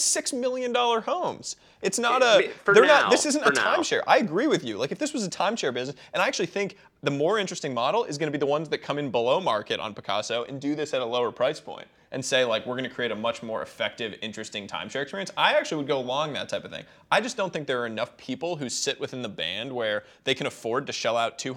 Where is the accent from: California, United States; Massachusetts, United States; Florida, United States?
Massachusetts, United States; Boston; I grew up in Boston